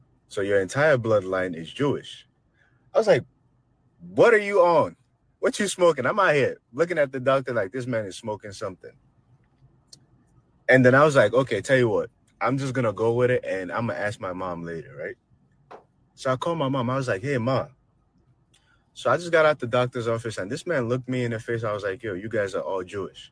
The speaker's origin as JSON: {"language": "English", "country": "Nigeria", "said": "I'm Nigerian"}